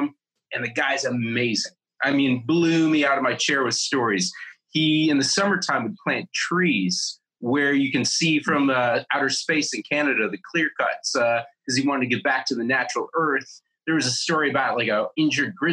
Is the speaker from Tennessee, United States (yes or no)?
no; Buffalo, New York, United States; also born or lived in Los Angeles; now in Bozeman, United States; I was born just outside New York City. I grew up in Buffalo, New York